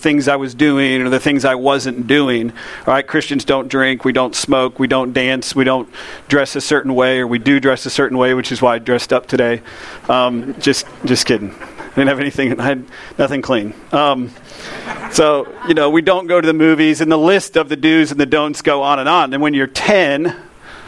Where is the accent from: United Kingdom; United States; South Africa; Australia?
United States; Lakeland, Florida; I grew up in Lakeland